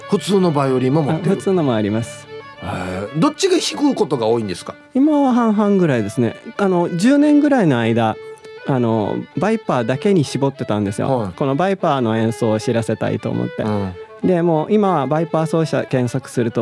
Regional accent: Naha, Okinawa, Japan; now in Kyoto, Japan; 出身は沖縄那覇ですけれどももう京都に行ってあちらの方が長くなりました

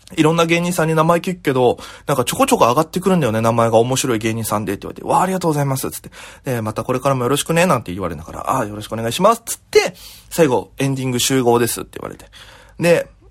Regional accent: Okinawa, Japan; moved away as an adult; now in Tokyo, Japan; 僕 も、えー、沖縄から東京に出てきて、もう、10月で4年目なんですよ

